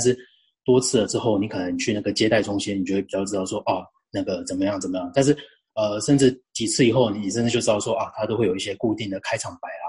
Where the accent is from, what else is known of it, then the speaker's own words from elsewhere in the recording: Changhua County, Taiwan; 我跟 Claire 一样都是彰化人嘛